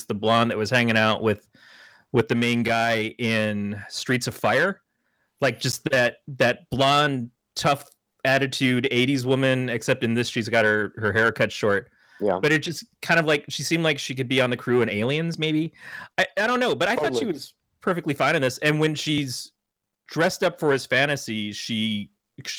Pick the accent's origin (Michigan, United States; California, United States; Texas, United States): Michigan, United States; born or raised there; moved away